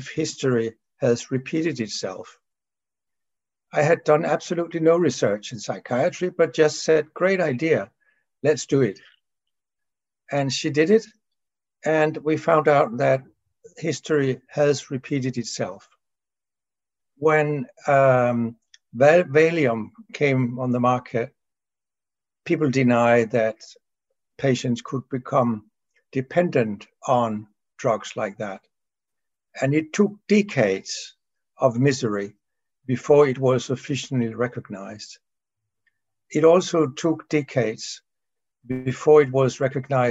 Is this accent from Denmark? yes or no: yes; Denmark; from Denmark